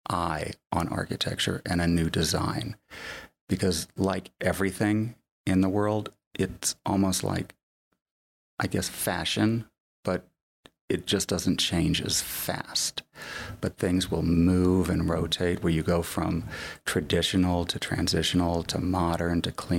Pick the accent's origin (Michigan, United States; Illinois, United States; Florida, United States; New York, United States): Florida, United States; now in Park City, United States; I grew up in Florida.